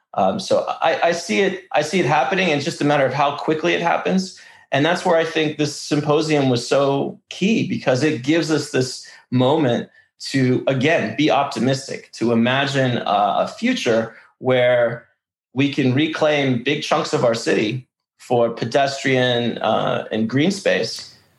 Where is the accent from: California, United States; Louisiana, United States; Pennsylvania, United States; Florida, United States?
California, United States; Los Angeles; first language Russian; English is a second language; also born or lived in Odesa, Ukraine; I came here when I was three and a half years old. For all intents and purposes, I'm an LA native